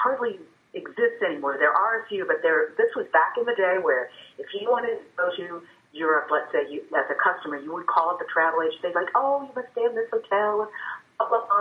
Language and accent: English; New Concord, Ohio, United States; moved away as an adult; also born or lived in Washington, D.C.; now in Marietta, United States; I grew up in New Concord, Ohio, the home of John Glenn